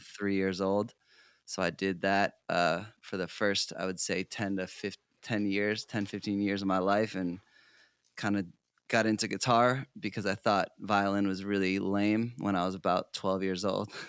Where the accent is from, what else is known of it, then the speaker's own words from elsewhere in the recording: South Portland, Maine, United States; now in Los Angeles, United States; I grew up in South Portland, Maine, so I'm originally an East Coast boy